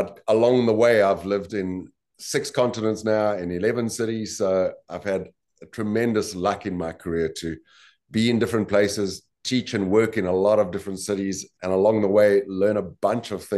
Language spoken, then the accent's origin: English; South Africa; I was born and bred in South Africa